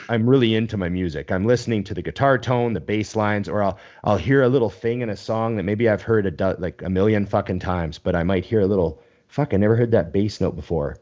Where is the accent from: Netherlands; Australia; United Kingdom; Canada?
Canada; I'm Canadian